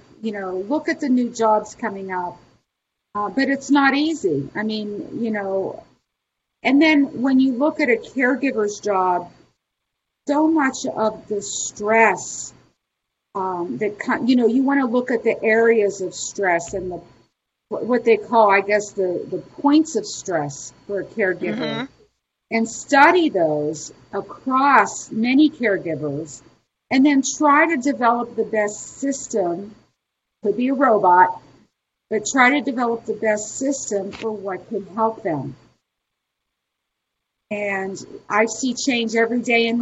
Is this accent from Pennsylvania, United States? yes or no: yes; Pittsburgh, Pennsylvania, United States; I'm from Pittsburgh, Pennsylvania